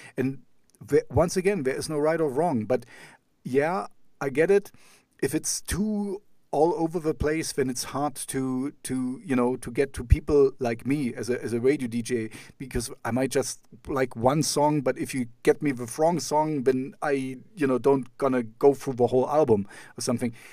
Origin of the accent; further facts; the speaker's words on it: Jena, Thuringia, Germany; English is a second language; my hometown is called Jena